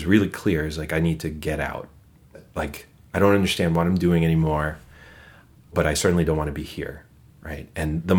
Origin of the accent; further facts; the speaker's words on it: New York City, New York, United States; moved away as an adult; now in Twin Cities, United States; born and raised in Brooklyn, in the same room for 20 years